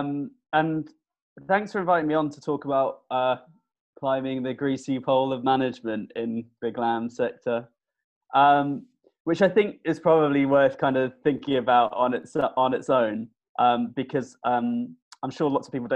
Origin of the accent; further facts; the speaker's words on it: Isle of Wight, South East England, United Kingdom; moved away as an adult; also born or lived in London; I grew up on the Isle of Wight with my parents and my brother